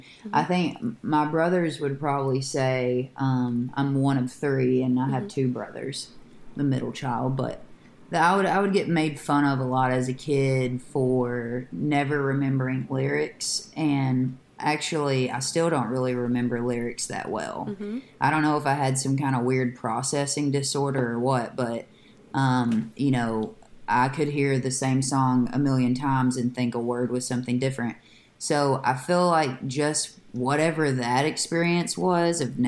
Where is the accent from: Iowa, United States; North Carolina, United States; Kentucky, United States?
Kentucky, United States; Hickman; My hometown is Hickman, Kentucky